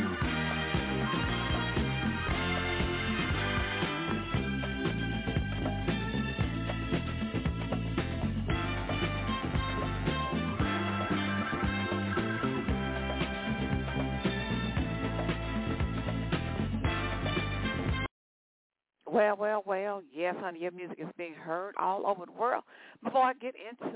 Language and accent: English; Stockbridge, Georgia, United States; based out of Stockbridge, Georgia. That's my hometown.